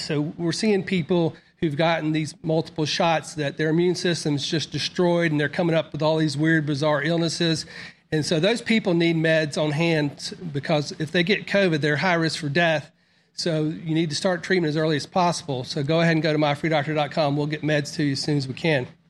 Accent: Mississippi, United States; also born or lived in Florida; I was born in Mississippi, but I grew up in Florida. And then after sixth grade, uh, we moved back to Mississippi

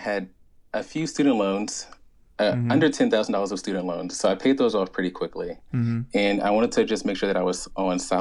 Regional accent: Richmond, Virginia, United States; moved away as an adult; also born or lived in Charlotte, North Carolina / Delaware; I'm from Richmond, Virginia. I think I lived there from ages 3 to 18.

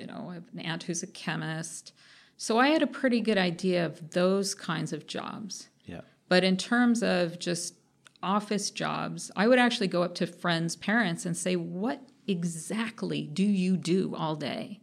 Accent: Anaheim, California, United States; moved away; also born or lived in Los Angeles, California; I was born in L A, but I grew up in Orange County, which is in between Los Angeles and San Diego

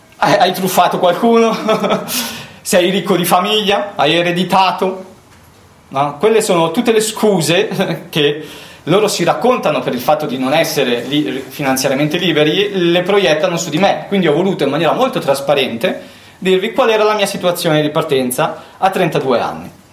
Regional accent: Brianza, Lombardy, Italy; Io sono nato in Brianza

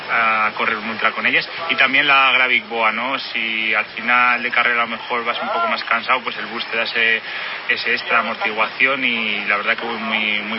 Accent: León, Castile and León, Spain; soy de León, allí las temperaturas en invierno son frías, el invierno es duro porque nieva, hay humedad, llueve

